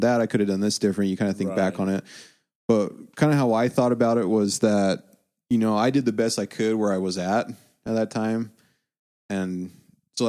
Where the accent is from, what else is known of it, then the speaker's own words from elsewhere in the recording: United States; we're white, we're American